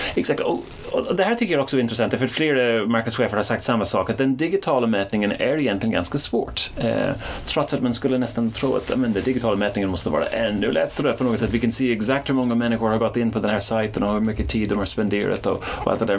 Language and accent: Swedish; Ireland; now in Sweden; Jag kommer inte från Sverige, jag kommer från Irland, så jag är inte uppväxt med Arla